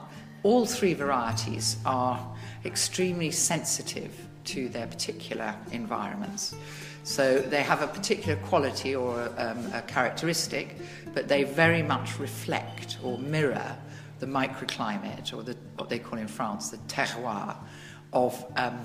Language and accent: English; England, United Kingdom; moved away as an adult; also born or lived in Tuscany; now in Italy; I am English, but I've been living initially for 26 years